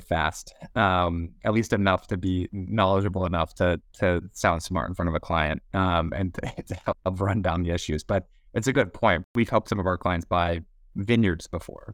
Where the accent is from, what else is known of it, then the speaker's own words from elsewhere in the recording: Boston, Massachusetts, United States; moved away as an adult; now in San Francisco, United States; born and raised in Boston